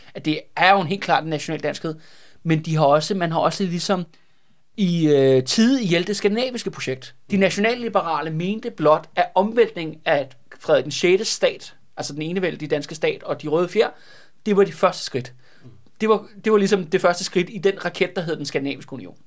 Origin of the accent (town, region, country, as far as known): Denmark